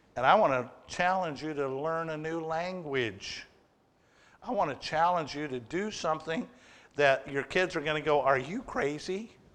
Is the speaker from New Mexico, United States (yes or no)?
no; Waterloo, Oregon, United States; as a little kid growing up in Waterloo, Oregon